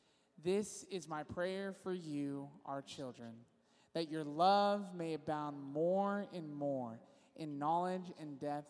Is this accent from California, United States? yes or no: yes; Visalia, California, United States; now in San Diego, United States; I'm originally from Visalia, California